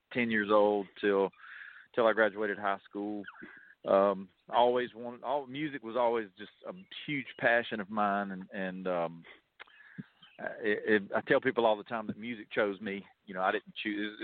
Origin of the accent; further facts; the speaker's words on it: Lyons, Georgia, United States; I was born and raised in South Georgia, a little town called Lyons, Georgia